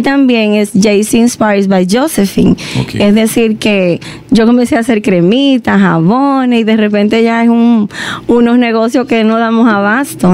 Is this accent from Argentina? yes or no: no; Dominican Republic; moved away as an adult; Y cuando me fui de República Dominicana vivía al 100%